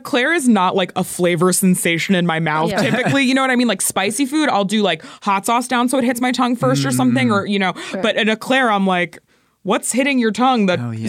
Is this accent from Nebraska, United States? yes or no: no; Florida, United States; I grew up in Florida